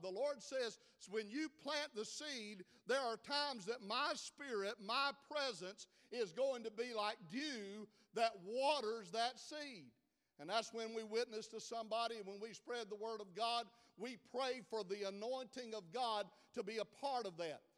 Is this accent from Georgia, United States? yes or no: yes; South Georgia, United States; I'm from South Georgia, due, do, and do all sound like